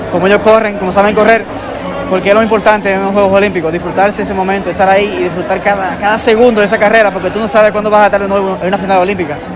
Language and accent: Spanish; Bayaguana, Monte Plata, Dominican Republic; A mi familia, a mi esposa, a mi entrenador, a mi, a mi pueblo de Vallaguana.